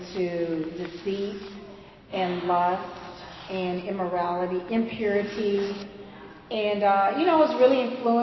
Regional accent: the South, United States; accent: southern; my southern accent

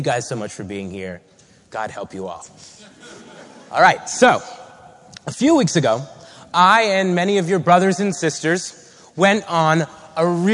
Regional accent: Long Island, New York, United States; I was born on Long Island and raised in a Jewish home

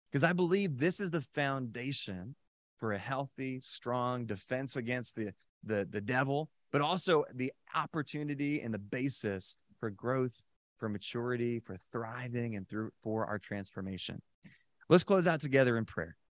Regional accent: Randolph, New Jersey, United States; I was, uh, kinda born and raised in Randolph, New Jersey, and so I was in Randolph High School

